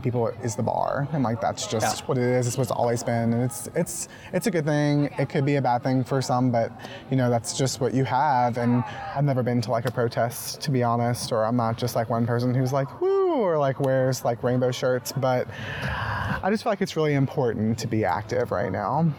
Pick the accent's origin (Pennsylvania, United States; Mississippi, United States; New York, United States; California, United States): Mississippi, United States; I'm from Mississippi